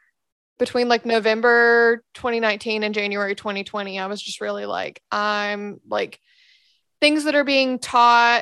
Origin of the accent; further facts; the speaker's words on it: Tennessee, United States; I grew up in Tennessee